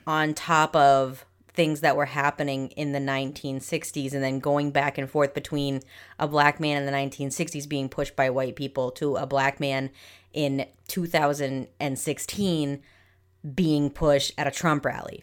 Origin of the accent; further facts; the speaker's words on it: New England, United States; We're from New England, so we say Auntie.